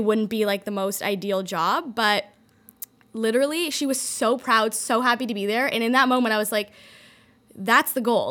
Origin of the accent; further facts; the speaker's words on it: Toronto, Ontario, Canada; moved away; also born or lived in London, Ontario; I was born in Toronto, went to college in London, Ontario